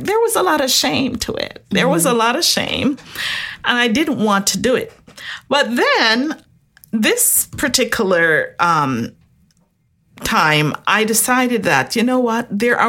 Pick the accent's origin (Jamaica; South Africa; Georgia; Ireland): Jamaica; Originally, yes. Jamaica.